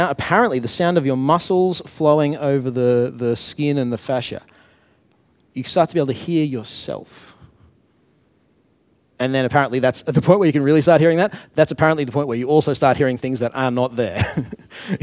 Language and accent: English; Brisbane, Queensland, Australia; I'm from Brisbane.